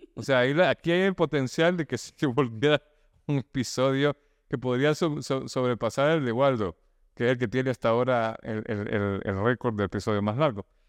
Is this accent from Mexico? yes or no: no; El Salvador; now in Nicaragua; yo soy salvadoreño que se vino a Nicaragua